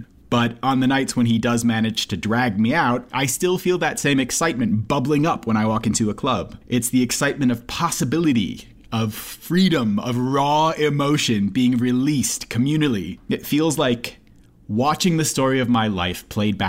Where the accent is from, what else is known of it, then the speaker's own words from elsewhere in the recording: Minneapolis, Minnesota, United States; growing up in the Twin Cities